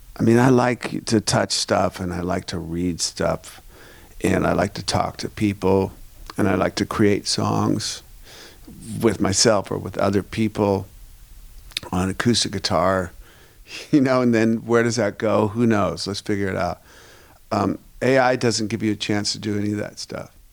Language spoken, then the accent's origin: English; Seattle, Washington, United States; I'm from Seattle